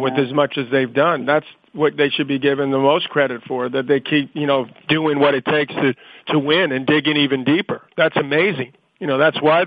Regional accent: United States; being an American, working ESPN, living here

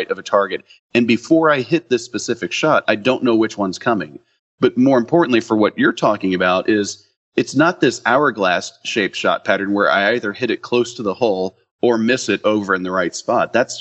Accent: Dallas, Texas, United States; I'm from Dallas

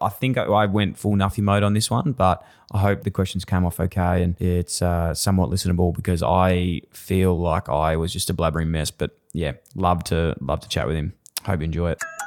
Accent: Melbourne, Victoria, Australia; I grew up in Fitzroy, and we had that connection to the Brisbane Lions.

